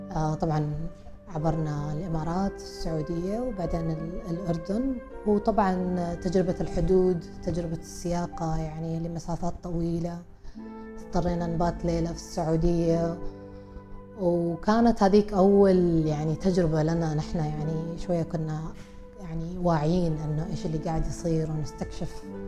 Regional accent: Oman; احنا عمانيين

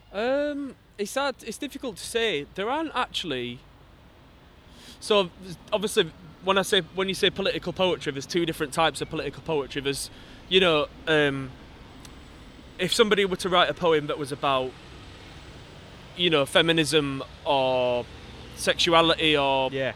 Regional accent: Wakefield, Yorkshire and the Humber, United Kingdom; I'm from Wakefield, 66% leave, uh, from a coal mine coal mining community

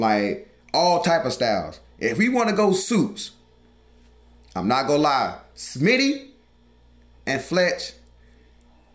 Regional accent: the South, United States; I'm from the South

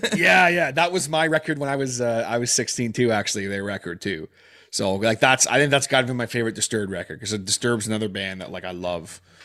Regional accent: Canada; being Canadian

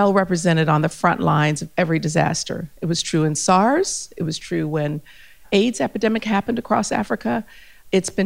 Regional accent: Germany; also born or lived in Ethiopia / United States / New Delhi / Paris; now in Australia; I grew up in Germany. I'm Ethiopian by descent

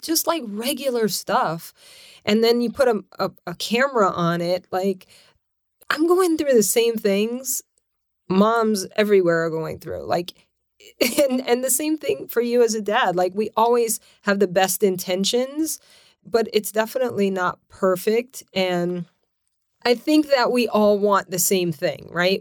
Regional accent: Lafayette, Louisiana, United States; moved away as an adult; also born or lived in New York City / Connecticut; now in California, United States; I was born and raised in Louisiana, Lafayette, Louisiana, and so lived there twenty-five years

